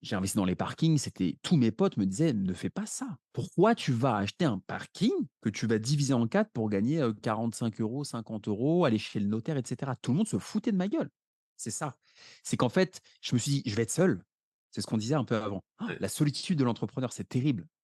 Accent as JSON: {"language": "French", "town": "Paris", "region": "Île-de-France", "country": "France", "tie": "born or raised there", "said": "j'habite à Paris, je suis né à Paris"}